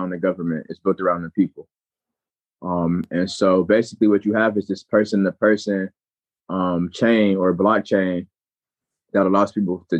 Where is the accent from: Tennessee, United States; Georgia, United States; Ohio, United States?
Ohio, United States; Cleveland; I'm from Cleveland, Ohio